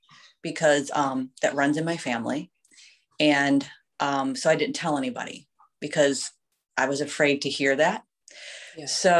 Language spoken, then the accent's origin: English; Vermilion, Ohio, United States; also born or lived in Sandusky; I grew up in Vermilion, graduated from Vermilion